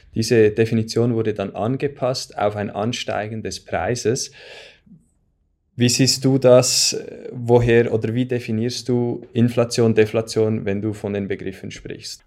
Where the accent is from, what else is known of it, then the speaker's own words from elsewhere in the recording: Switzerland; bei uns in der Schweiz